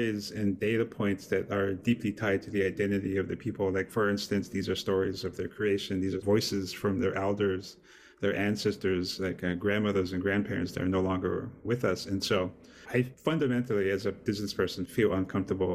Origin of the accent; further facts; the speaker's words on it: Montana, United States; I'm Native American from Montana.